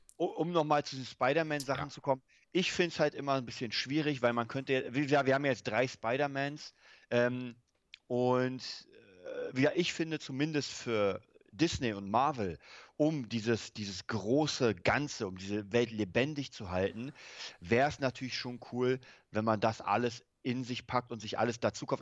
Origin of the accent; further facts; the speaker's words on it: Germany; bei uns in Deutschland